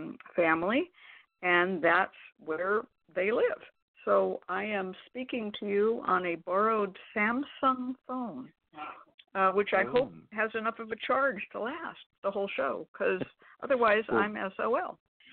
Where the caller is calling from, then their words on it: Valley Spring, California, United States; but right now I am calling in from Valley Spring, California